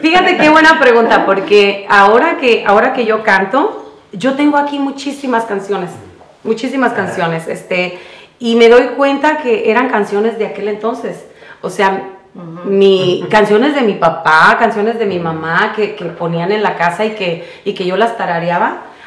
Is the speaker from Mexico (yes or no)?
yes; Jacona, Michoacán, Mexico; born or raised there; now in California, United States